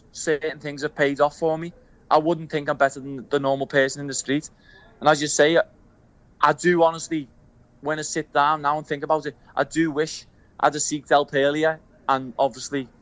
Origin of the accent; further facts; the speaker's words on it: Liverpool, North West England, United Kingdom; accent: Scouse; I grew up on Breck Road